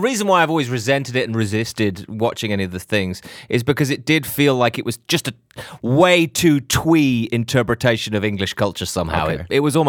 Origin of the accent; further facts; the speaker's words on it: Chattanooga, Tennessee, United States; I'm actually from Chattanooga.